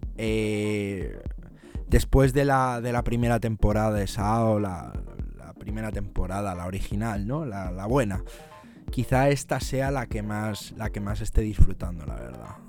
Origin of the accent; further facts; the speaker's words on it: Madrid, Community of Madrid, Spain; moved away as an adult; now in London, United Kingdom; soy de Madrid, de España, aunque vivo, vivo en Londres